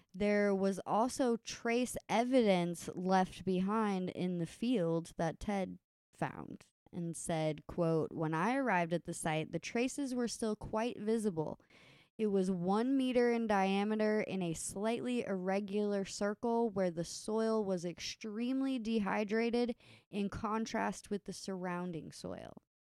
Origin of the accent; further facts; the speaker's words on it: Kentucky, United States; the dudes we grew up with in Kentucky